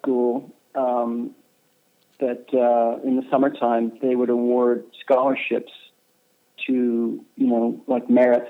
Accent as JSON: {"language": "English", "town": "Clearwater", "region": "Florida", "country": "United States", "tie": "born or raised there", "also_born_or_lived": "New York", "moved": "yes", "said": "I pretty much grew up on the beach, So it was very outdoorsy"}